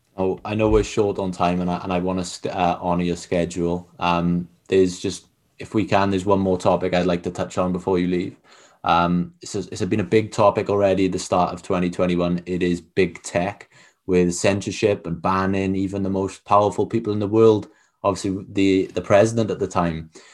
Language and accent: English; Wales, United Kingdom; I'm not from England, I'm from Wales